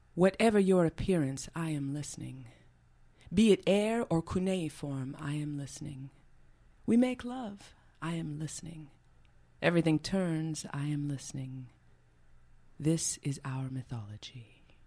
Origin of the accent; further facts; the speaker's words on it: Montreal, Quebec, Canada; moved away as an adult; also born or lived in Vancouver; now that I moved back to Montreal, which is, uh, you know, where, where I was from, where I'm from originally